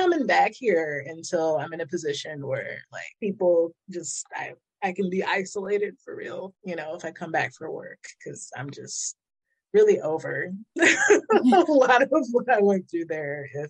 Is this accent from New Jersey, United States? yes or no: no; Philadelphia, Pennsylvania, United States; moved away as an adult; also born or lived in Washington State; now in North Carolina, United States; I was born in Philadelphia, and I flip-flopped a little for my early life between Philadelphia and Washington State. I moved back and forth a couple times, but I came back, you know, I did like kindergarten through third grade there as well.